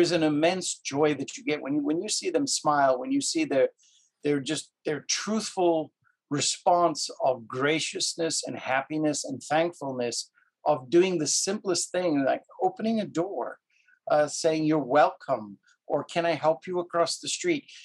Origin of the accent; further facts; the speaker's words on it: Cape Town, Western Cape, South Africa; also born or lived in Canada; now in United States; I'm originally from Cape Town, South Africa. I've been in the United States for 30, oh gosh, 37 years now.